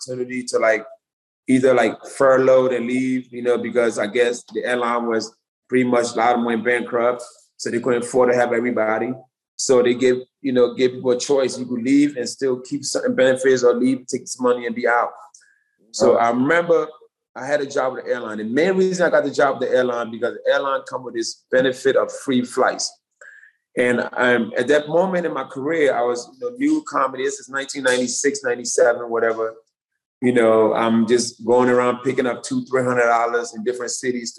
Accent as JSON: {"language": "English", "town": "Philadelphia", "region": "Pennsylvania", "country": "United States", "tie": "born or raised there", "also_born_or_lived": "Delaware", "moved": "yes", "said": "I grew up in Southwest Philly"}